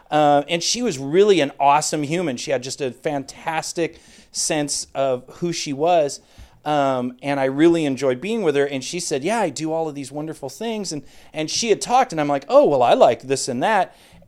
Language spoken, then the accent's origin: English; California, United States; Oh, yeah. San Fernando Valley.